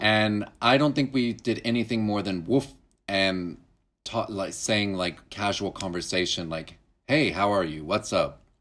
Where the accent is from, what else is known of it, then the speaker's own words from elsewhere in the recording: Duncan, Oklahoma, United States; moved away; Duncan, where I grew up